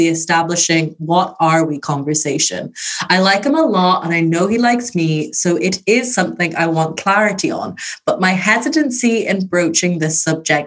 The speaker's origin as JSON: {"language": "English", "country": "Ireland", "said": "I'm Irish."}